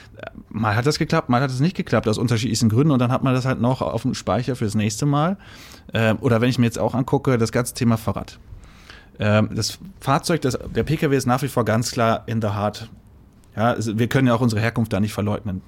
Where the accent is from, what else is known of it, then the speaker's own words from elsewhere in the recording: Sauerland, North Rhine-Westphalia, Germany; moved away as an adult; now in Berlin, Germany; Ich bin gebürtiger Sauerländer.